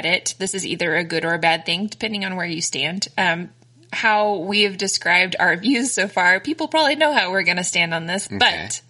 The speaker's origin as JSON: {"language": "English", "country": "United States", "said": "I'm an American."}